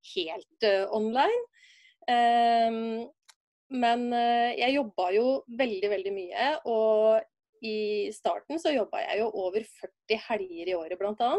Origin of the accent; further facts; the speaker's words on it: Brumunddal, Innlandet, Norway; Jeg er ei dame fra Brumunddal